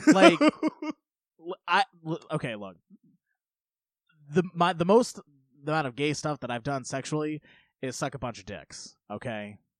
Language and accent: English; United States; I grew up in Polk County